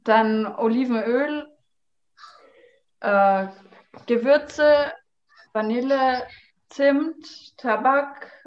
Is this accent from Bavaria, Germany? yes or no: yes; Bavaria, Germany; ich, ich komme komm ja aus Franken, wie man hören kann.